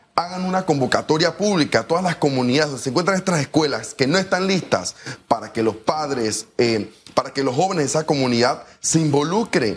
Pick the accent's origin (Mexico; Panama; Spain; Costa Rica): Panama